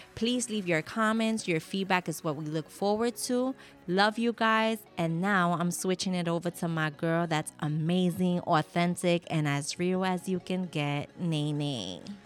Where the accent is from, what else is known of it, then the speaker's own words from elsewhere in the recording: New York City, New York, United States; a Puerto Rican Latina born and raised in the Bronx